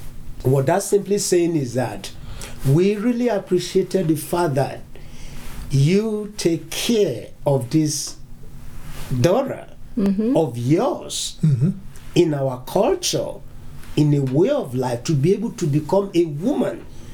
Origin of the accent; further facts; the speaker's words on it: Nigeria; now in United States; Originally, I'm from Nigeria.